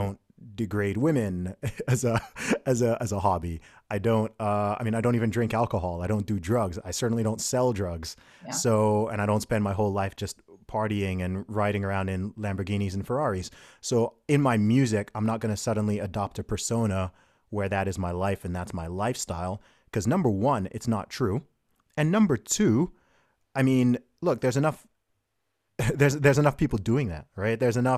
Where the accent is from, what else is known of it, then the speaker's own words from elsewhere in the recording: United Kingdom; also born or lived in Saudi Arabia; So my family background is originally from Nigeria. I'm British by nationality. I was born in the UK. I live in the UK now. I went to boarding school and university in the UK.